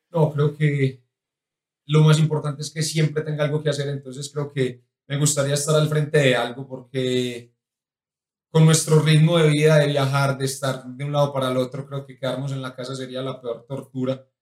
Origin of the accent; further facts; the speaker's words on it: La Ceja, Antioquia, Colombia; moved away; also born or lived in United Arab Emirates; me gusta mi tierra, me gusta Colombia